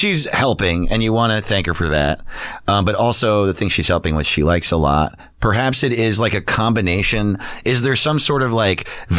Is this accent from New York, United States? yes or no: yes; Orange County, New York, United States; moved away; I grew up in Orange County, New York